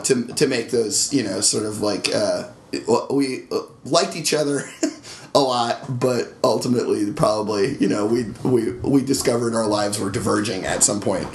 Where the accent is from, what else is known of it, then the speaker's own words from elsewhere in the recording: North Carolina, United States; I spent time growing up in North Carolina